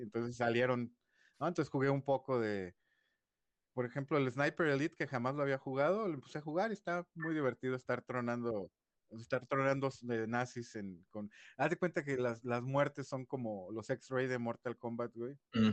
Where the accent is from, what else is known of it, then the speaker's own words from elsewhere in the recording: Guadalajara, Jalisco, Mexico; also born or lived in Mexico City; Nací en la Ciudad de México, pero desde los cinco vivo aquí en Guadalajara